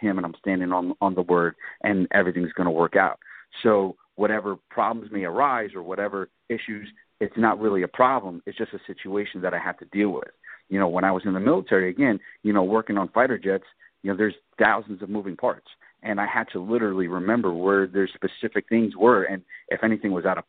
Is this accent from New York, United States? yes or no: yes; New York City, New York, United States; moved away; I grew up in New York City